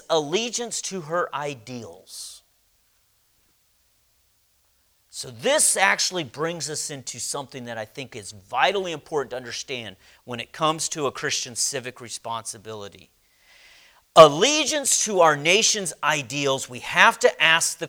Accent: United States; I was born and raised in America

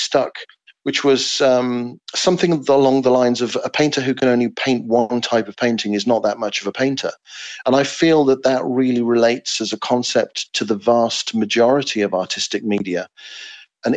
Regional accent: England, United Kingdom; writing as an Englishman

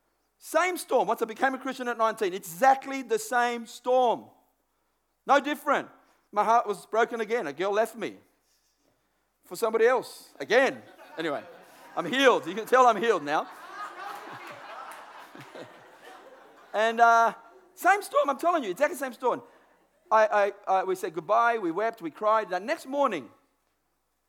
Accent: Australia; I know a guy that I grew up with in Burwood area

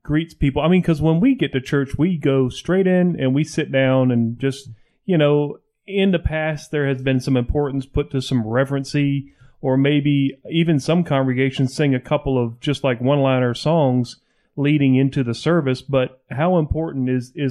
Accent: Barnwell, South Carolina, United States; moved away; I grew up in South Carolina going to Barnwell

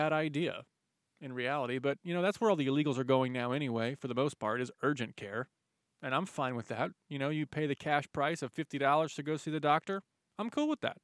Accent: United States; also born or lived in Dallas, Texas; us as American citizens

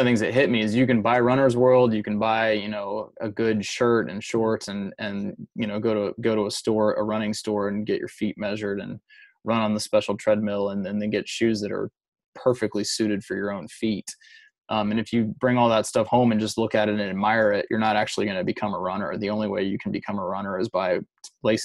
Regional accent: Louisiana, United States; I grew up in Louisiana mostly

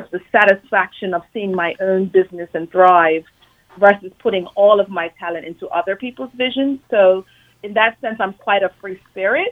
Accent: Bermuda; moved away as an adult; I grew up in Bermuda, but I left at 18, and I've lived in several different countries ever since.

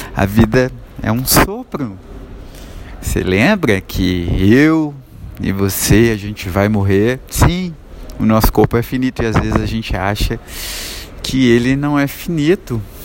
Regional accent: Nova Lima, Minas Gerais, Brazil; Hoje eu saí da minha cidade natal, Nova Lima, que é vizinha a Belo Horizonte

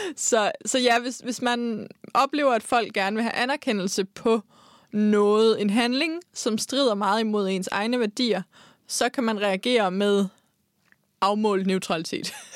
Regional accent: Denmark; Nu kommer jeg jo fra Jylland

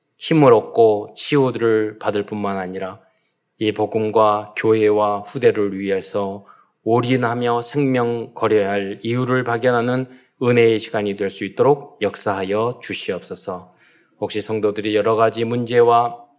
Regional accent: South Korea

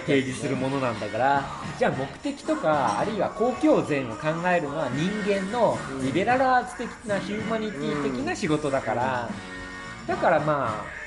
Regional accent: Fukuoka, Japan; now in Tokyo, Japan; 福岡で育ってるから、やっぱり東京に来て

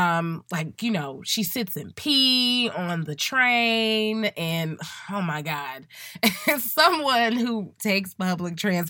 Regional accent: Chicago, Illinois, United States; And as a Chicagoan, I have been waiting my due diligence through this last hard winter.

